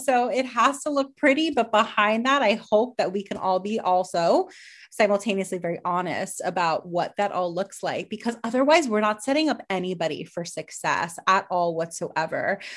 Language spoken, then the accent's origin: English; Miami, Florida, United States; we're both from Miami